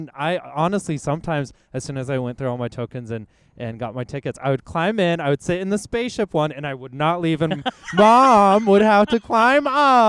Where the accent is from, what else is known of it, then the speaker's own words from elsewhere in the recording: Kyrgyzstan; moved away; my family is Russian. I was born in Kyrgyzstan, but we're Russian.